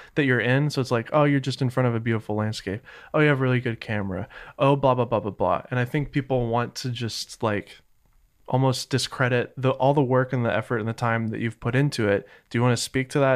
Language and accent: English; Southern United States, United States; accent: Southern; my Southern accent